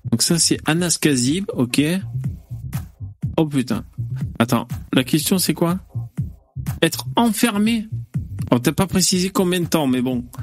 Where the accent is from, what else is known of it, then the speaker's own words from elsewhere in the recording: China; Je suis chinois, je sais que je vais boire le saké.